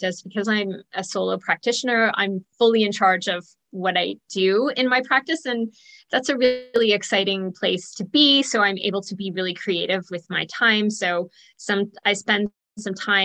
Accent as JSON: {"language": "English", "region": "Ontario", "country": "Canada", "tie": "born or raised there", "also_born_or_lived": "Toronto area / Belleville area", "said": "I am from Ontario, Canada. I grew up in around the Toronto area and then moved to the Belleville area."}